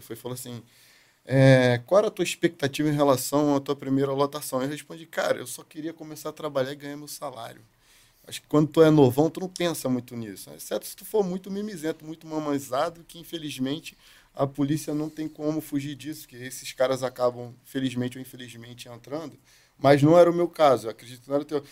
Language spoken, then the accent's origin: Portuguese; Northeast Region, Brazil; now in Rio de Janeiro, Brazil; eu sou do Nordeste. Então morava bem no meio do mato